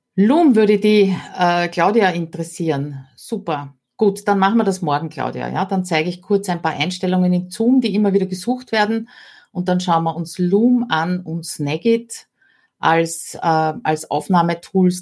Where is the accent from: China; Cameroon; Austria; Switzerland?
Austria; bei uns in Österreich